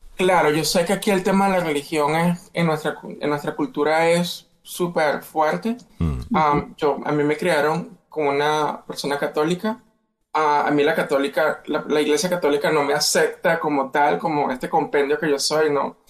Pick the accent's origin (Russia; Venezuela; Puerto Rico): Venezuela; moved away as an adult; now in United States; yo soy de Venezuela, viví 18 años en Venezuela, me mudo a los Estados Unidos